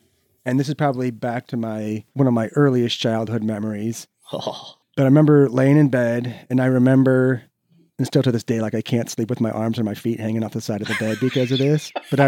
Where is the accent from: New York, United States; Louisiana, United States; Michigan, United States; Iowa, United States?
Iowa, United States; Cedar Falls; So I was actually born in Cedar Fall